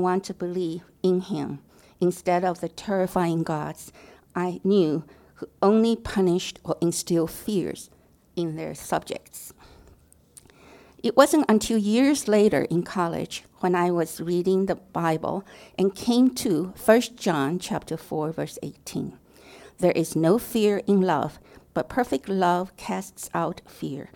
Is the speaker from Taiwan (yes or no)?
yes; Taiwan; moved away; I was born and raised in Taiwan